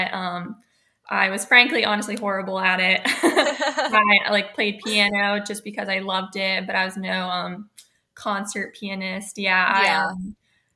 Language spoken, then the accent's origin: English; Charleston, South Carolina, United States; moved away as an adult; now in Annapolis, United States; I'm from Charleston, South Carolina, and I graduated in 2017. So I went to a high school in North Charleston